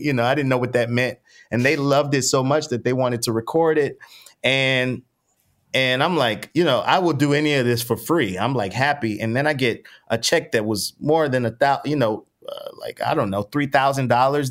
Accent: New Orleans, Louisiana, United States; I grew up in New Orleans East, which is probably about 15 minutes from like downtown

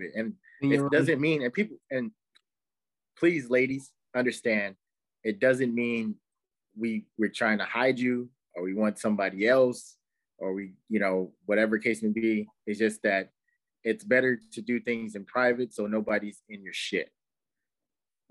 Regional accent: California, United States; moved away; I'm from California, I don't live there no more

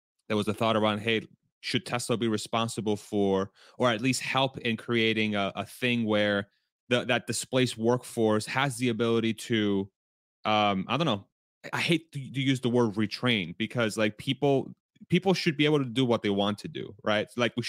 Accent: Spain; born there; I was born in Spain, after all.

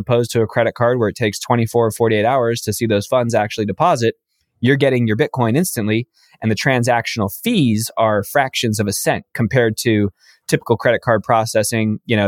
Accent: Los Angeles, California, United States; I'm from Los Angeles, born and raised in this area.

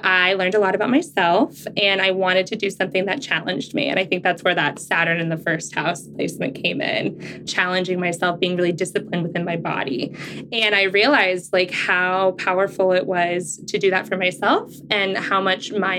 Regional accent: Tucson, Arizona, United States; now in Gilbert, United States; I was born and raised in Tucson, Arizona

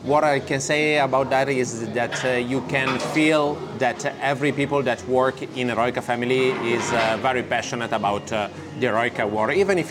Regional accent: Padua, Veneto, Italy; English is a second language; now in Milan, Italy; I'm from Padova.

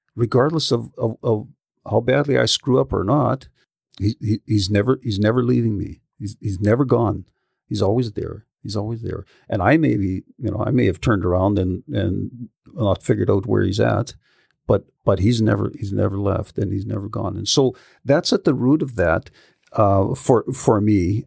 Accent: Yarrow, British Columbia, Canada; I grew up in Yarrow. So, you know, rural kind of country kid

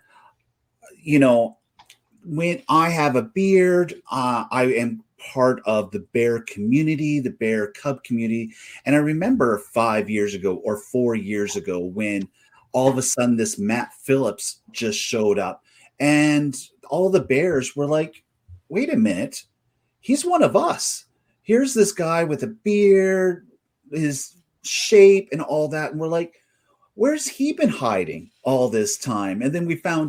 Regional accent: Stettler, Alberta, Canada; now in Edmonton, Canada; I grew up in Stettler in Botha area, which is a small town and village

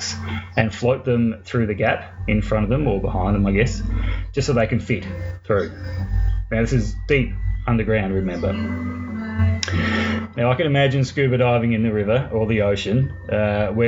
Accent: Mount Gambier, South Australia, Australia; my little hometown of Mount Gambier is located in an area that was once home to many active volcanoes

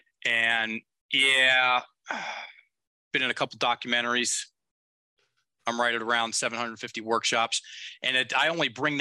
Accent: the South, Appalachian Mountains, United States; I'm from the South, from the Appalachian Mountains

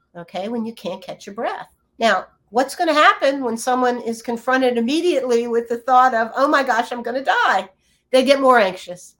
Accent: Virginia, United States; moved away; also born or lived in California; I grew up in Virginia as a as an only child

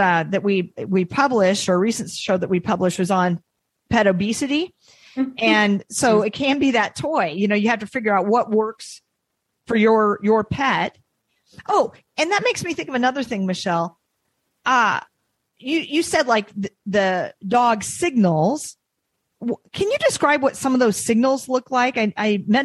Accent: Iowa, United States; now in New England, United States; I'm from Iowa

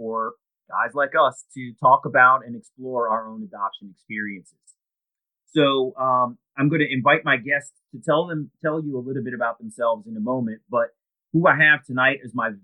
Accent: Columbia, Maryland, United States; also born or lived in Baltimore, Maryland; I'm born in Baltimore, Maryland, and I had a very, very sort of well-adjusted childhood growing up in Columbia.

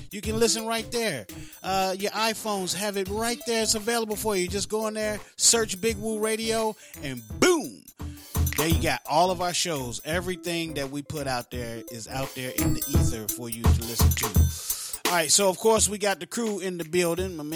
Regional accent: Florence, South Carolina, United States; I'm from Florence, South Carolina, brother. Florence, South Carolina

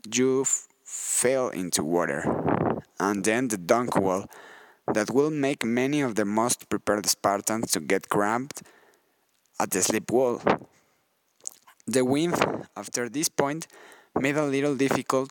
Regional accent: Mexico City, Mexico; I'm from Mexico City

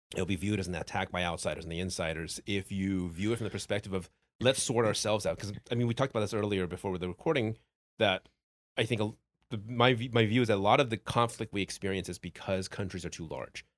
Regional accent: Taiwan; I was born in Taiwan

